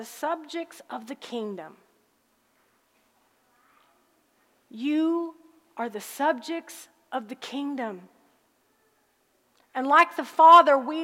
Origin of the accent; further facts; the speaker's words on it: Harrisburg, Illinois, United States; moved away; also born or lived in Texas; I grew up in a little town in southern Illinois called Harrisburg